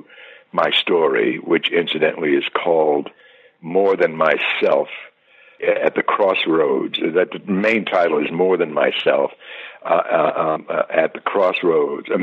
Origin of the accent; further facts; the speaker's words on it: Washington, District of Columbia, United States; moved away as an adult; also born or lived in New York / Philadelphia; I had just moved to Washington, D.C., my hometown